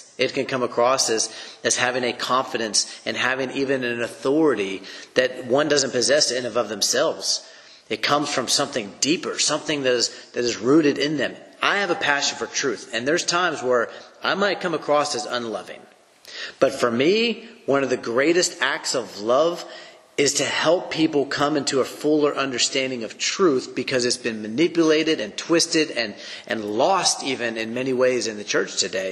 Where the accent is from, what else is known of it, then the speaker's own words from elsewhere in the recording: United States; I'm an American